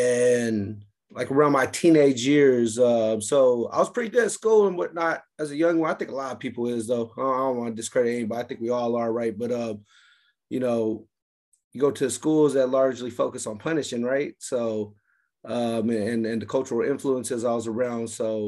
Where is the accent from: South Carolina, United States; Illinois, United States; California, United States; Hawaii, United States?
California, United States; San Francisco; also born or lived in Oakland; I grew up in, I'm from California, right? Grew up in the Bay Area, San Francisco, a little bit of Oakland, the Filmo district.